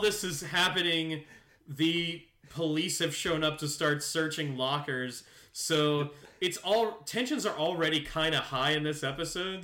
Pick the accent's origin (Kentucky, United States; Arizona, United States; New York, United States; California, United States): Kentucky, United States; Louisville; while we are a liberal city we are also in a state that is very much a conservative state